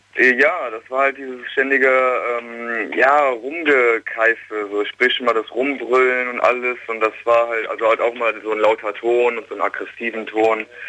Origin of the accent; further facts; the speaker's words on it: Königswinter, North Rhine-Westphalia, Germany; ich komme aus Königswinter